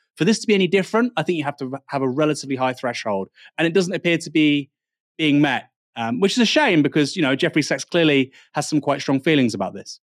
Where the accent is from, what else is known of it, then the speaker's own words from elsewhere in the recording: Bournemouth, South West England, United Kingdom; I was born in Bournemouth